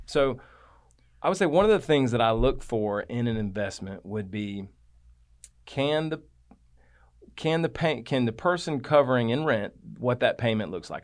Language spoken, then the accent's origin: English; Atlanta, Georgia, United States; I grew up in South Atlanta